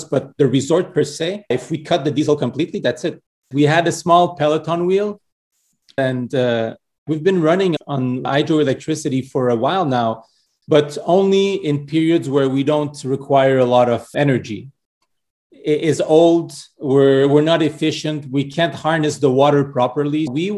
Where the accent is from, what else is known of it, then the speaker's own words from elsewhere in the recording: Montreal, Quebec, Canada; I was born and raised in Montreal from Portuguese parents